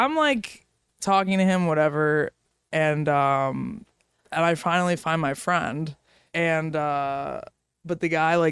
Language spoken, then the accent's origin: English; Miami, Florida, United States; moved away; also born or lived in New York; I grew up in Florida, in Miami